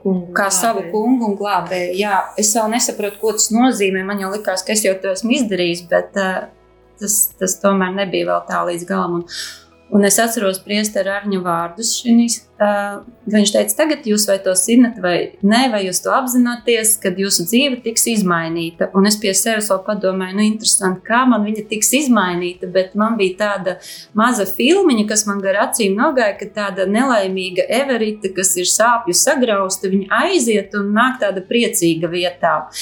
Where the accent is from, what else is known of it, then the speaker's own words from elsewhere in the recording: Bauska, Latvia; moved away as an adult; also born or lived in England; esmu no Bauskas